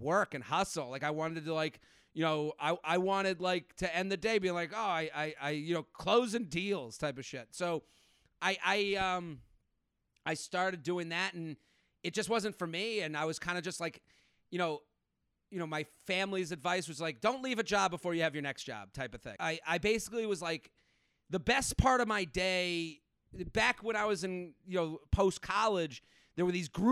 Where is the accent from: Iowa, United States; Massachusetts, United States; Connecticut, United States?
Massachusetts, United States; Needham; moved away as an adult; also born or lived in Pennsylvania; I'm from outside of Boston, town called Needham. I grew up there.